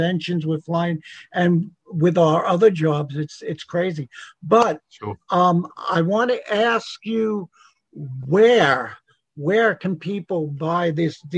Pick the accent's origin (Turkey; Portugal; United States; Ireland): United States; New York; I'm from New York